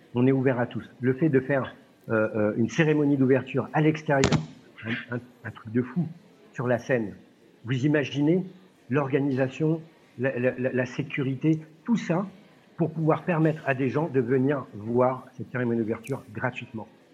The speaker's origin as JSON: {"language": "French", "country": "France", "said": "chez nous en France"}